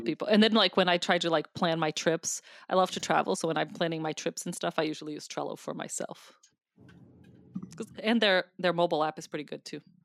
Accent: Brazil; now in United States; I'm from Brazil. Uh, I am a U S citizen, but I was born in Brazil.

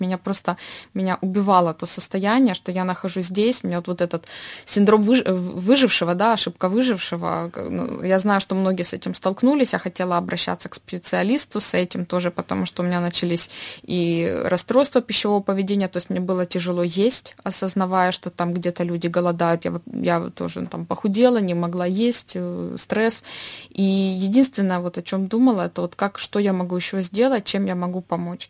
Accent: Dnipro, Dnipropetrovsk Oblast, Ukraine; first language Russian; moved away as an adult

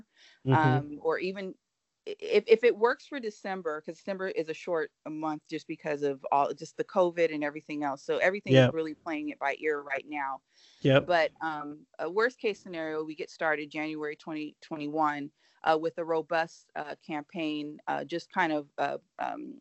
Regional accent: United States; I, as an American, as a voter

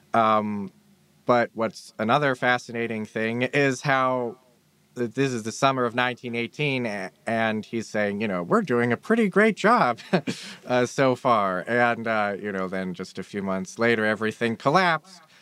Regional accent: Pittsburgh, Pennsylvania, United States; I'm from Pittsburgh.

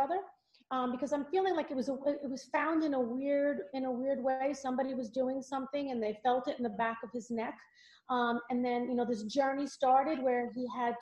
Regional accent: Valley Stream, New York, United States; accent: Long Island; I grew up in Valley Stream

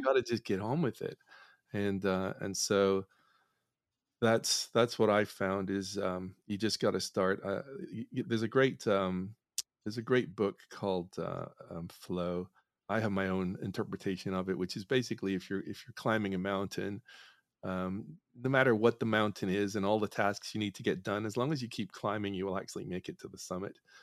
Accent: Northern Ireland, United Kingdom; I grew up in Northern Ireland

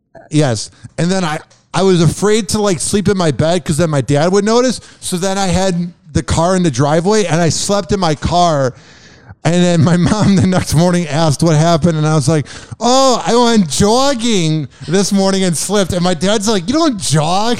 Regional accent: suburb of Chicago, Illinois, United States; accent: Midwest; moved away; down a block from where I grew up in Illinois.

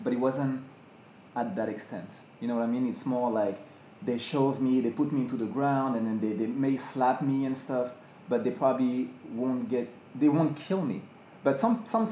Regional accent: France; now in United States; I'm from France

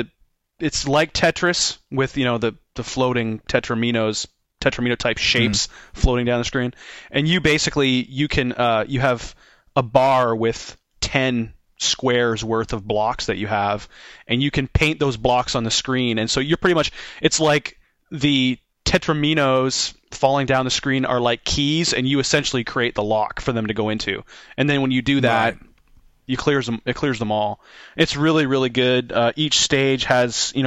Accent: Canada; I'm from Canada

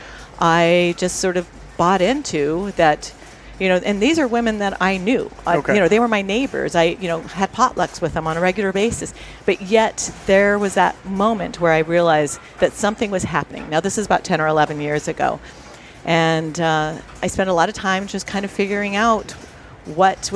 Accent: Seattle, Washington, United States; I'm from Seattle, Washington

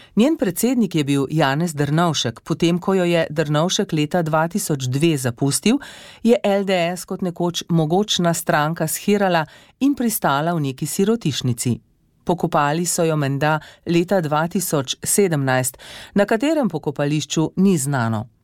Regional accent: Slovenia

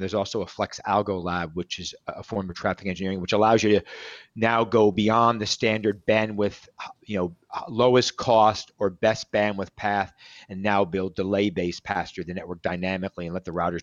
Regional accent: New Jersey, United States; moved away; Both Italians from New Jersey

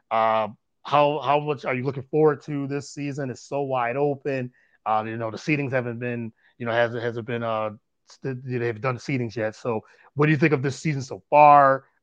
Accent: Connecticut, United States; I am from Connecticut.

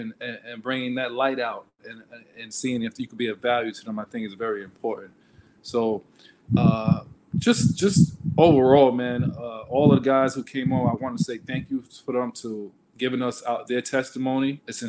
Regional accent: Queens, New York, United States; I'm from Jamaica, Queens, New York.

